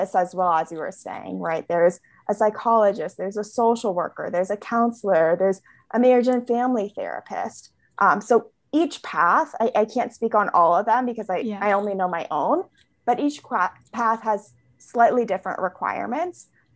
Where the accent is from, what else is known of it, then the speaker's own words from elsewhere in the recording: California, United States; I was born and raised in California.